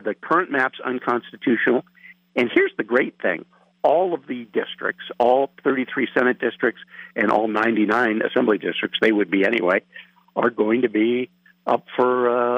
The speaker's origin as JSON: {"language": "English", "region": "Ohio", "country": "United States", "tie": "born or raised there", "moved": "yes", "lives_now": "Wisconsin, United States", "said": "I was born in Ohio."}